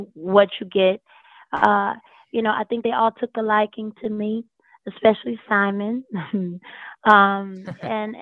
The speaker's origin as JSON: {"language": "English", "town": "High Point", "region": "North Carolina", "country": "United States", "moved": "yes", "said": "I was the country girl. I was the Southern girl. I was from High Point, North Carolina, and had never really seen anything on that level"}